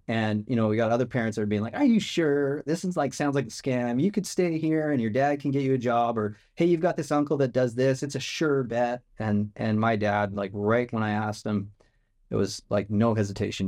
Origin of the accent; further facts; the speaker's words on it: Lethbridge, Alberta, Canada; it's south of Calgary. And so if you know Calgary Flames or the Calgary Stampede, that was, that's how I grew up, around those kind of things